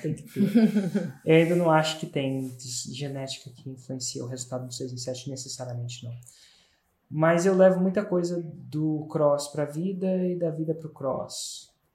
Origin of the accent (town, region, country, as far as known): Brasília, Federal District, Brazil